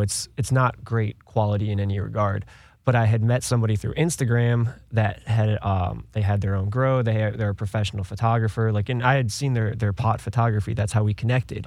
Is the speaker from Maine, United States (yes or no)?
no; Cleveland, Ohio, United States; moved away; I was born and raised in Ohio, uh, Cleveland area.